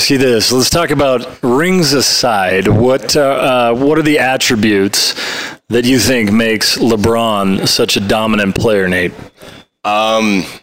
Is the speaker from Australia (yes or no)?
no; Canada; as a Canadian and a Raptors fan